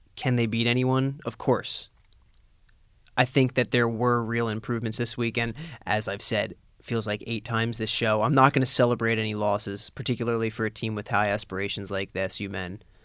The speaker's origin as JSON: {"language": "English", "town": "Lancaster", "region": "Pennsylvania", "country": "United States", "tie": "born or raised there", "said": "my hometown of Lancaster, Pennsylvania"}